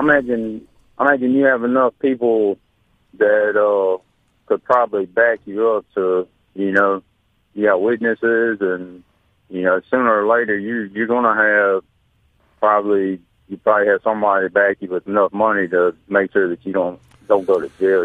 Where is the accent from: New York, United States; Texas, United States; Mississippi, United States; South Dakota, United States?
Mississippi, United States; Rankin County; I'm from Rankin County. I'm a pasty white boy